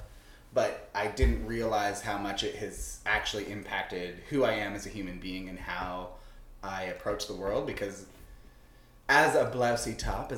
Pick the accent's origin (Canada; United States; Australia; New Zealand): Canada; I'm Canadian